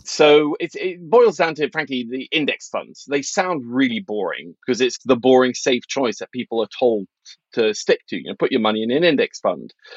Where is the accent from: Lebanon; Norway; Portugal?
Norway; I grew up in Norway in the eighties, when inflation was crazy high